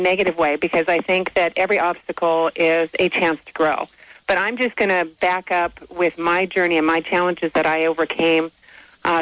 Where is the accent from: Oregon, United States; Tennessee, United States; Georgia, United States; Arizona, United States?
Arizona, United States; I was born in Arizona